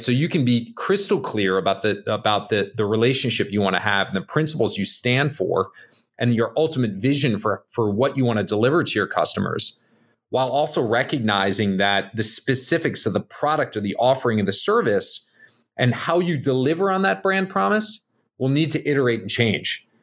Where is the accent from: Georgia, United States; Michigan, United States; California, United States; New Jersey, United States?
New Jersey, United States; Bergen County; moved away; I grew up in Jersey, um, uh, little town outside New York City, Bergen County.